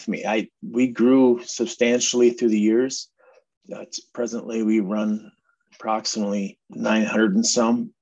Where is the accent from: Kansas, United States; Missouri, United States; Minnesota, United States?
Minnesota, United States; Minneapolis; also born or lived in Bloomington, Minnesota; now in Princeton, United States; I grew up in North Minneapolis area, then moved out to Bloomington and eventually landed out here in rural.